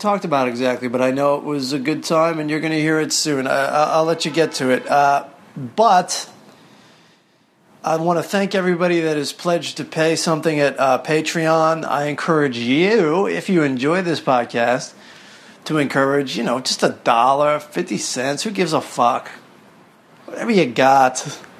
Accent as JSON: {"language": "English", "region": "Maryland", "country": "United States", "tie": "born or raised there", "said": "If it's anything like the show Bloodline, it seems a lot like my hometown of Southern Maryland."}